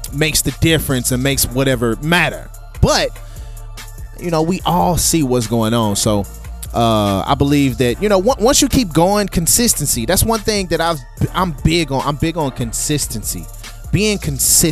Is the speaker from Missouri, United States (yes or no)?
yes; St. Louis, Missouri, United States; I'm from St. Louis, Missouri.